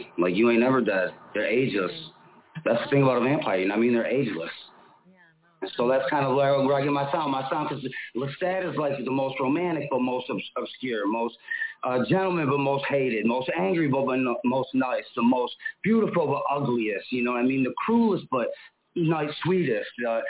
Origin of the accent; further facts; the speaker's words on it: Buffalo, New York, United States; now in Phoenix, United States; I'm from Phoenix. I live in Phoenix, and I'm from Buffalo, New York. {S1} Okay. {S6} Originally, so I kind of represent 716 to 602 Buffalo.